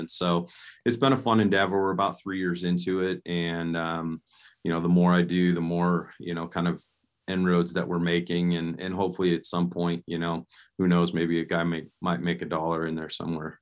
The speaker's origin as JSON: {"language": "English", "region": "Nebraska", "country": "United States", "tie": "born or raised there", "said": "I grew up in Nebraska"}